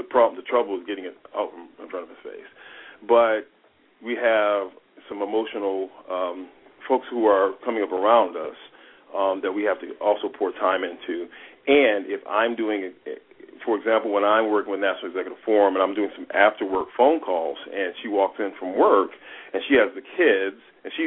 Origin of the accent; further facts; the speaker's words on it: Toledo, Ohio, United States; now in Los Angeles, United States; I grew up in Toledo, Ohio. I live in Los Angeles